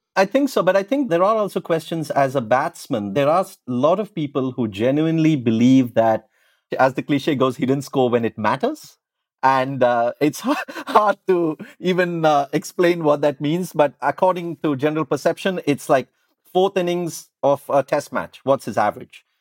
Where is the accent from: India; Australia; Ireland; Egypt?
India; when I was growing up in India